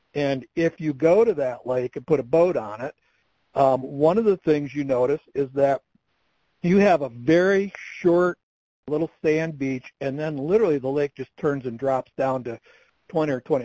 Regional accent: Michigan, United States; now in Colorado, United States; I grew up in Michigan

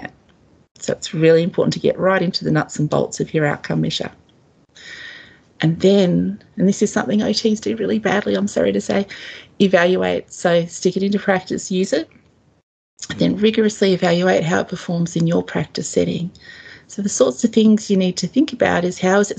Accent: Australia; as an Australian

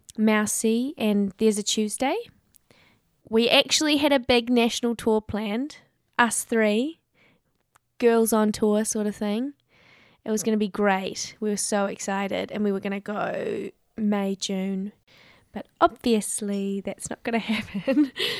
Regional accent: New Zealand; hey, I'm visiting from New Zealand.

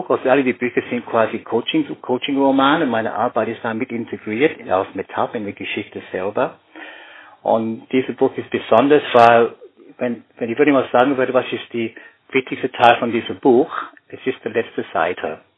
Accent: Canberra, Australian Capital Territory, Australia; German is a second language; ein Detektiv-Thriller über einen Massenmörder in Australien, also in Canberra, wieder da, wo ich aufgewachsen bin.

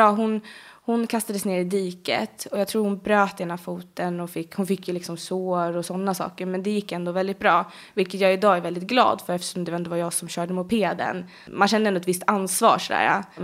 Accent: Bålsta, Uppsala County, Sweden; Är du född och uppvuxen i Bålsta eller? Ja, alltid mm. bott där. Eh, förutom min pappa bodde ett litet tag in i Stockholm, men förutom mm. det så har det bara varit Bålsta på Nyhus. Ja, eller ja, jag har bott i hus i stort sett hela min uppväxt.

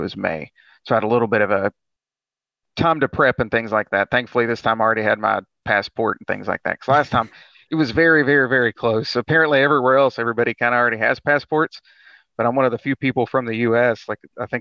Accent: West Virginia, United States; I'm from West Virginia

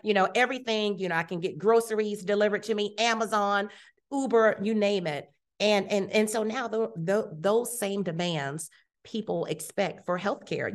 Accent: Youngstown, Ohio, United States; moved away as an adult; also born or lived in Columbus, Ohio / Rochester, Minnesota; now in Houston, United States; I was raised in Youngstown

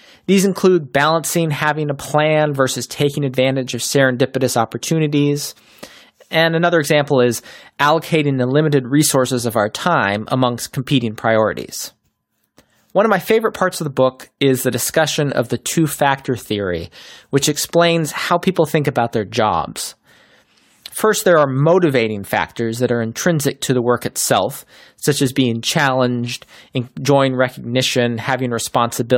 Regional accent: Chapel Hill, North Carolina, United States; I grew up in Chapel Hill

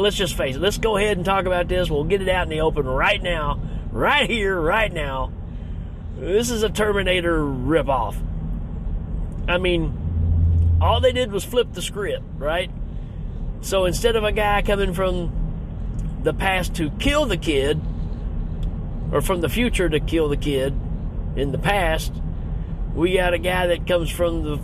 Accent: Tennessee, United States; I'm from the South, right? I'm from Tennessee

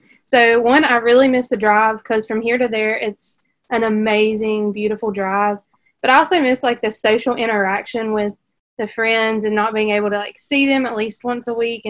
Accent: Hickory, North Carolina, United States; I am a senior. I'm from Hickory, North Carolina

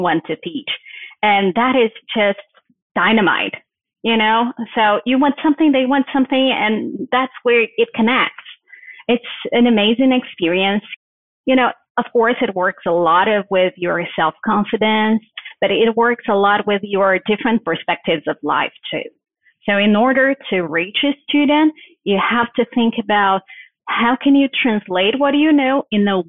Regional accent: Brazil; English is a second language; moved away as an adult; also born or lived in Brasília; now in United States; I am from Brazil

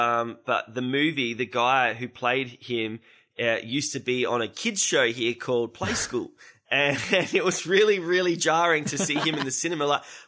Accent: Adelaide, South Australia, Australia; That was also filmed here in Adelaide, in my hometown.

